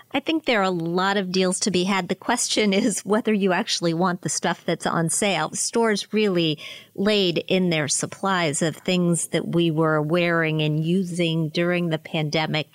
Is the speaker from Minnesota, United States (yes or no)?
no; Pennsylvania, United States; my home state of Pennsylvania